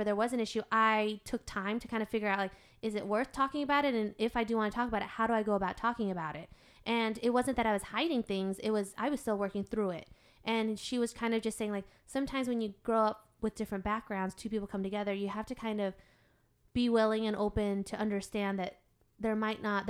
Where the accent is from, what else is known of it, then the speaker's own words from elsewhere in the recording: United States; I was born and raised here in America.